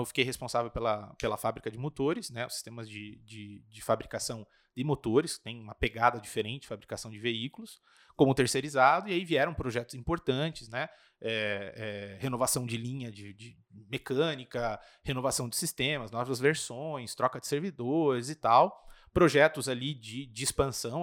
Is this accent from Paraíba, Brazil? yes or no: no; Registro, São Paulo, Brazil; now in Curitiba, Brazil; eu sou de uma cidade do interior de São Paulo fica mais ou menos 200 quilômetros daqui de, de Curitiba